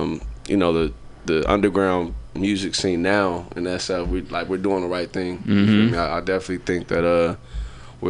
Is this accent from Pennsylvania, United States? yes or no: no; San Francisco, California, United States; I'm from San Francisco. I was born in Bayview, Hunters Point.